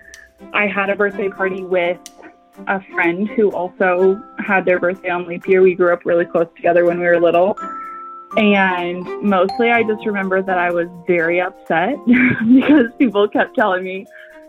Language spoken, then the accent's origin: English; Kansas, United States; now in St. Louis, United States; the small town that I was born in Kansas